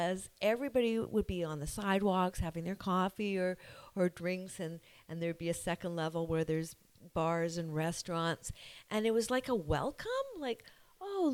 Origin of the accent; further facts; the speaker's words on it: Victoria, British Columbia, Canada; also born or lived in Cayman Islands; now in Squamish, Canada; I grew up in Victoria, and we belonged to the YMCA